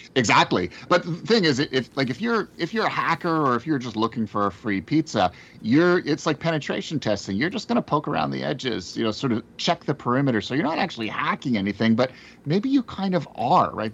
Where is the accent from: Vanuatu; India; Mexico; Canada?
Canada; as a Canadian, uh, and, you know, uh, folks who know me, I'm a Jew